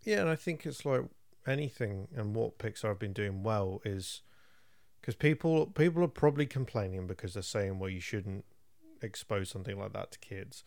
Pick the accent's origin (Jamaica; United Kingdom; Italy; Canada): United Kingdom; England; I'm English